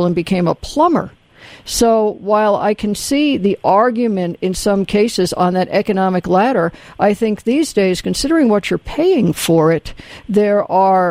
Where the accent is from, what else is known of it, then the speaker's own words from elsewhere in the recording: the South, United States; I grew up in the South in the 60s